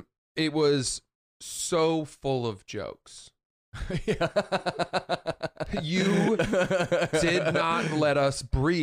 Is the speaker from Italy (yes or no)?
no; England, United Kingdom; but I'm English.